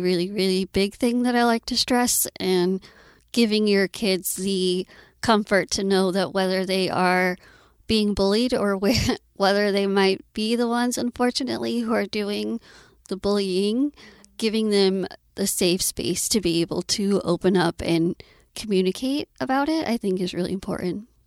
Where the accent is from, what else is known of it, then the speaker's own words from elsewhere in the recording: Austin, Texas, United States; I was born and raised in Austin